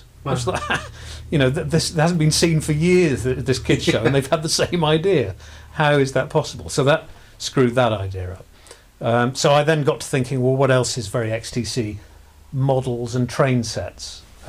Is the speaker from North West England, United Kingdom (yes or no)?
no; South West England, United Kingdom; Actually I grew up in Somerset, but not far.